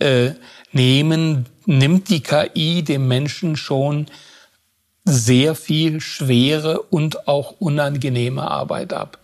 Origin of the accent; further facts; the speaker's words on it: Southern Germany, Germany; ich komme ja aus Süddeutschland